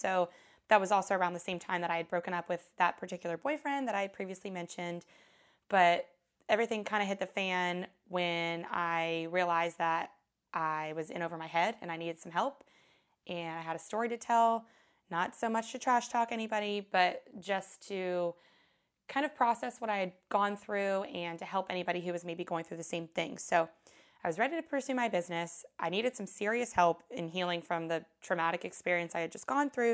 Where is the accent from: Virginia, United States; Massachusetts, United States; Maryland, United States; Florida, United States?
Maryland, United States; moved away as an adult; also born or lived in Oxford, Mississippi; my hometown in Maryland